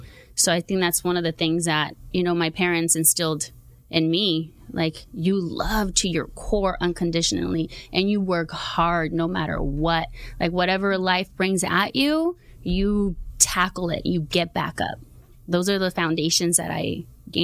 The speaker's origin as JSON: {"language": "English", "town": "Huntington Park", "region": "California", "country": "United States", "tie": "born or raised there", "said": "So I grew up in Huntington Park, born and raised out there."}